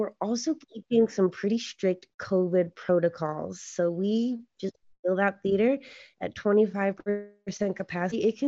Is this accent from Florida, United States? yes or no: no; Utah, United States; moved away as an adult; now in Los Angeles, United States; I was born in Los Angeles. At the age of 8, my family moved to Utah. I was raised in Utah for 20 years.